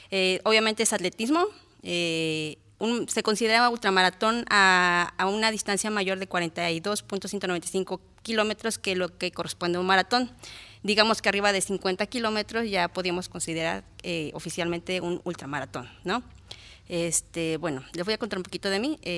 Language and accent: Spanish; Guerrero, Mexico; born there; now in Tlaltizapán, Mexico; Yo nací en el estado de Guerrero, pero ya me considero de Morelos. Tengo más de 28 años residiendo aquí, o sea que yo, yo soy de aquí